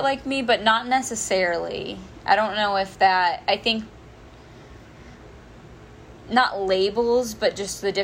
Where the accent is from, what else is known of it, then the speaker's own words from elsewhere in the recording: northern Indiana, United States; I have been born and raised in Indiana, never left